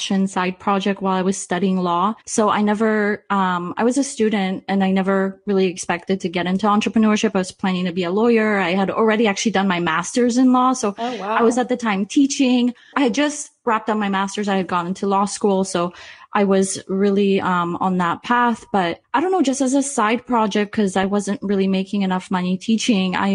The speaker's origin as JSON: {"language": "English", "country": "Canada", "said": "I'm Canadian"}